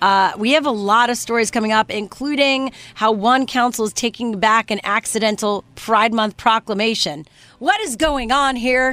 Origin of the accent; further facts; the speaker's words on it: Montreal, Quebec, Canada; now in Los Angeles, United States; I grew up in Montreal, French, right?